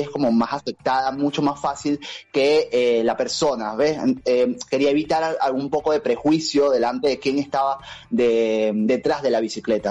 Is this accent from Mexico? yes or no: no; Venezuela; moved away as an adult; now in Buenos Aires, Argentina; Yo soy de Venezuela